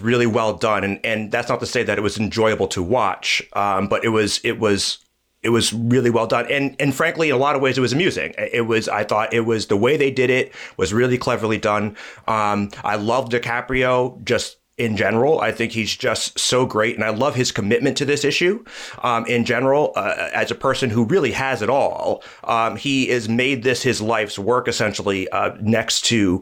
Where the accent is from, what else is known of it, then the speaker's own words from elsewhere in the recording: Jersey City, New Jersey, United States; my hometown of Jersey City